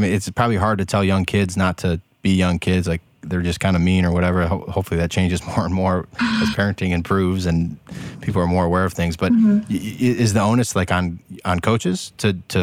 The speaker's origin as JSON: {"language": "English", "town": "Chicago", "region": "Illinois", "country": "United States", "said": "As a Chicagoan"}